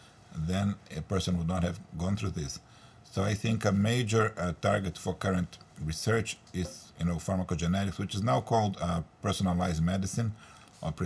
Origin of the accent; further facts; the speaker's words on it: Brazil; now in United States; I'm originally from Brazil